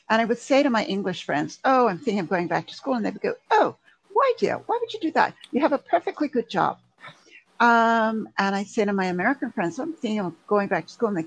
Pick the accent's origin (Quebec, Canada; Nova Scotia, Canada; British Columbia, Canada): Quebec, Canada; Montreal; also born or lived in England / Germany; now in United States; Oh yes, um, I was born in England. Okay. I don't sound like it. I know. My family all still still live in England and Scotland. Um, I uh, we moved to Canada when I was little. I lived in Canada in Montreal